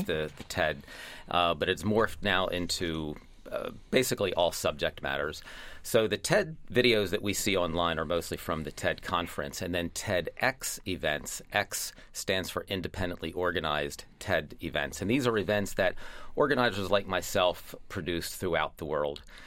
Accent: Lancaster, Pennsylvania, United States; my hometown

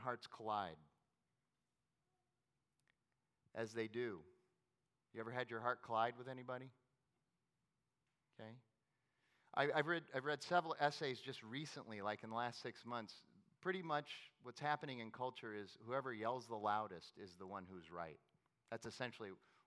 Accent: Phoenix, Arizona, United States; I was from Phoenix

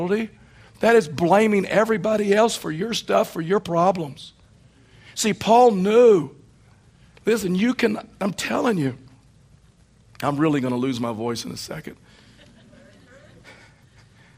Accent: East Texas, United States; now in Colorado, United States; Where I was raised in East Texas, within 15 minutes of my home were six lakes

